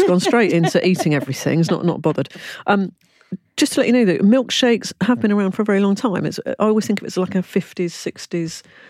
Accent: London, United Kingdom; I come from London

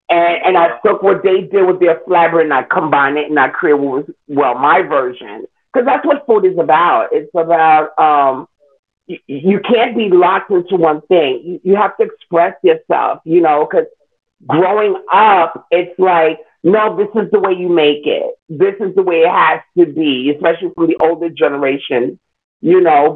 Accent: New York City, New York, United States; I was born in Queens. I am a Queens native New Yorker

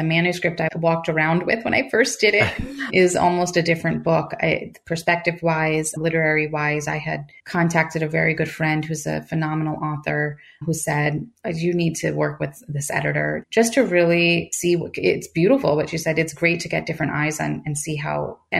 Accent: United States; I'm American. I am first generation.

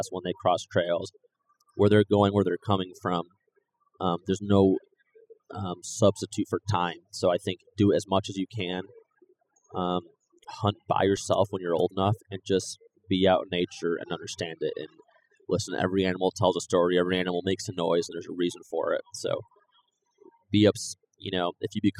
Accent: New York, United States; I'm from New York

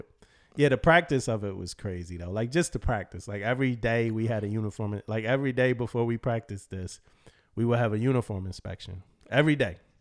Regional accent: United States; just being American

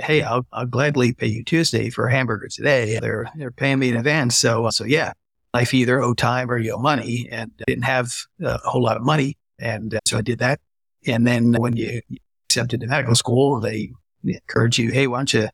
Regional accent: New Jersey, United States; I grew up in New Jersey

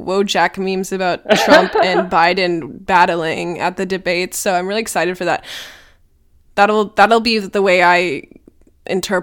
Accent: Minnesota, United States; Minnesota, I'm from Minnesota

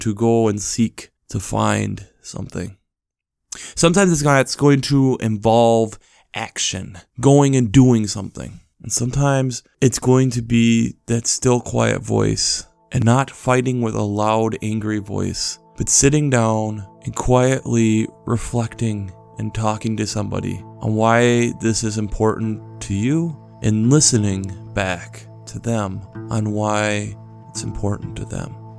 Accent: United States; as an American citizen

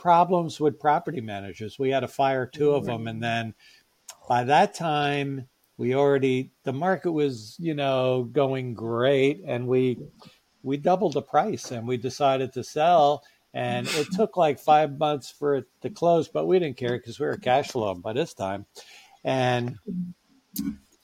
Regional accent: New York, United States; I'm from New York

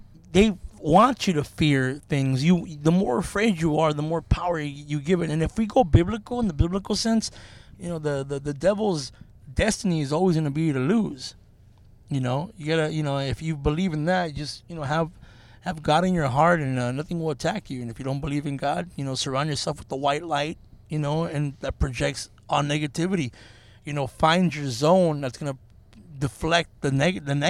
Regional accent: Norwalk, United States; when I was a kid growing up in Norwalk, we're in Norwalk right now doing this podcast

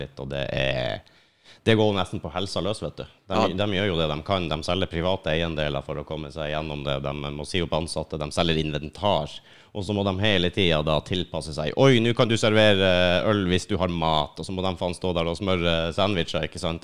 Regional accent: Lakselv, Finnmark, Norway; moved away; Helt oppi Finnmark

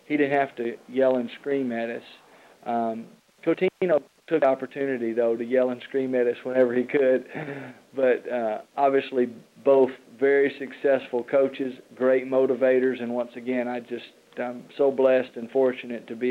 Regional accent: Atlanta, Georgia, United States; I got to play for my hometown, Atlanta Hawks

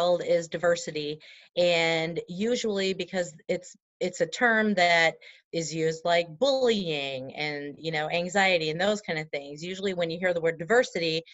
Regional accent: Wisconsin, United States; we're from Wisconsin

